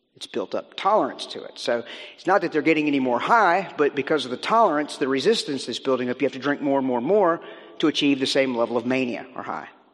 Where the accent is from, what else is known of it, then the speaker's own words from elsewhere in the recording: Virginia, United States; Beth and I come from Virginia uh, in the U.S.